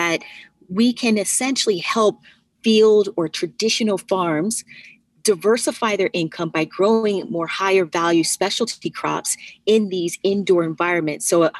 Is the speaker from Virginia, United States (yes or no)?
yes; Virginia, United States; now in New York, United States; I am originally from Virginia and went to Virginia Tech, majored in information technology, moved up to New York immediately after